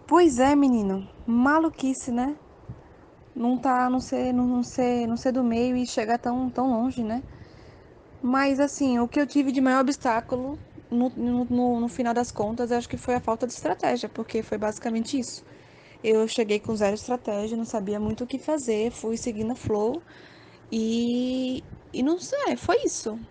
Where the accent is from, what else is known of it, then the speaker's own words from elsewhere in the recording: Aracaju, Sergipe, Brazil; sou de Aracaju